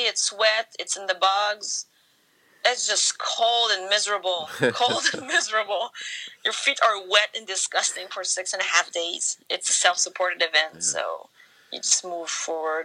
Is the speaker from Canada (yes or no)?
yes; Canada; I'm Canadian. There's cold in winter here, too.